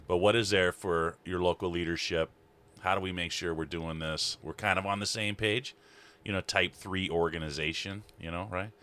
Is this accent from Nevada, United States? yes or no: no; Libby, Montana, United States; also born or lived in North Carolina; up in Libby, I'm from Libby.